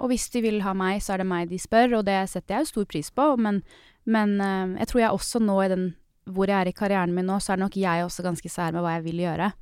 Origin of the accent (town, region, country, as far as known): Norway; moved away